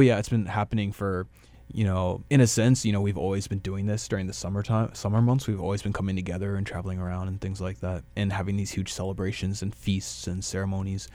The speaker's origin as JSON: {"language": "English", "town": "Dallas", "region": "Texas", "country": "United States", "tie": "born or raised there", "also_born_or_lived": "Brașov, Romania / Paris, France / Bucharest, Romania / Minneapolis, United States", "moved": "as an adult", "lives_now": "Winnipeg, Canada", "said": "I was born and raised in South Dallas"}